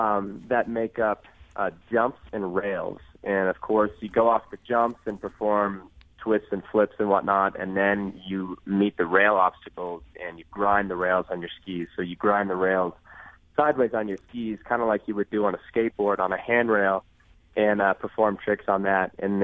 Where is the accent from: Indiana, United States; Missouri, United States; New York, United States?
Indiana, United States; But I grew up right outside Cincinnati, Ohio, right across the state line in Indiana, right up next to the Ohio River, actually.